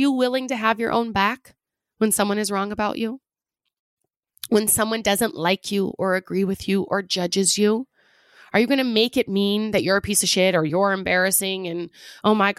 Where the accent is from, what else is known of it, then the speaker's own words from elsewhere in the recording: Pacific Northwest, United States; I'm from the Pacific Northwest